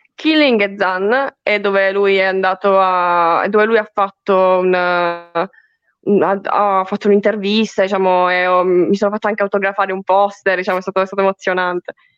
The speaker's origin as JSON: {"language": "Italian", "town": "Foggia", "region": "Apulia", "country": "Italy", "moved": "as an adult", "lives_now": "Bari, Italy", "said": "io sono di Foggia"}